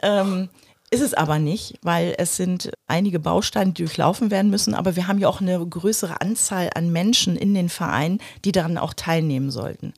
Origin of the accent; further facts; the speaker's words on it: Germany; bei uns in Deutschland